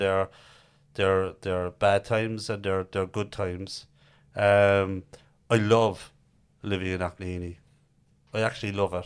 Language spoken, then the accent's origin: English; Cork, Munster, Ireland; I'm from Knackenheaney, Harryhill